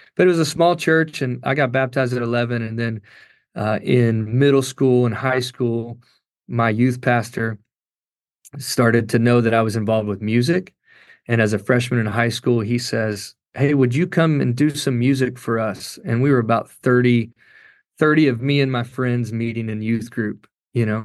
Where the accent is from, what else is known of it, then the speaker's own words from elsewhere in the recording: Kentucky, United States; I grew up in Kentucky